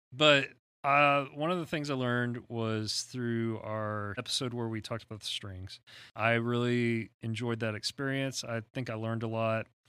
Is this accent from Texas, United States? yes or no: yes; Texas, United States; I'm Texan